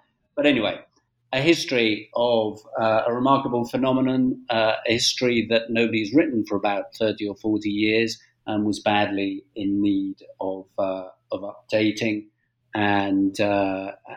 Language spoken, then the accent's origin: English; United Kingdom; moved away as an adult; now in Spain; I'm British born, as I'm sure your listeners will tell from my accent, but I'm also a Spanish national, and I've spent the last 30 years here in Spain